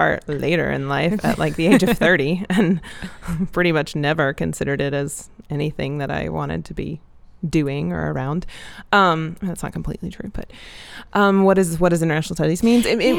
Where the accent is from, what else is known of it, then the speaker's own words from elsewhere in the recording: the South, United States; No, I'm from the South.